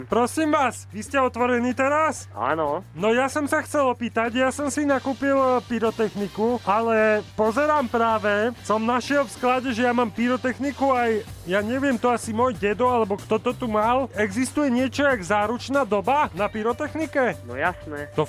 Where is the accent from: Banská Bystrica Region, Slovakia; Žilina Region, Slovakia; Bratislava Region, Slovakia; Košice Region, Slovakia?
Košice Region, Slovakia; Košice; Som z Košíc.